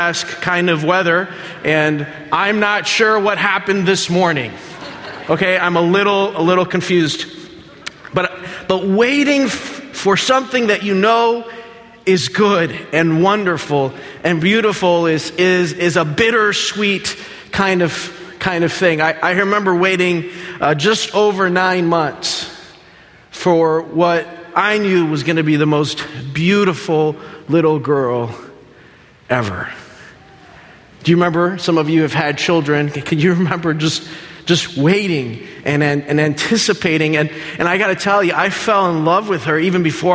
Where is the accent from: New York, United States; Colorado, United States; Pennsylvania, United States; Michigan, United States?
Michigan, United States; Berrien Springs; also born or lived in Dominican Republic; Left when I was 5 years old, came here to Michigan, Berrien Springs